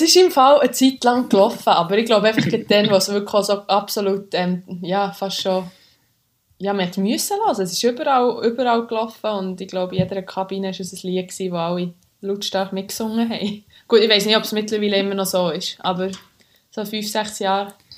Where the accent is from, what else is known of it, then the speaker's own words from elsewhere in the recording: Switzerland; moved away as an adult; now in England, United Kingdom; wir sind aus Schweizer uns einfach die Großstädte nicht so gewöhnt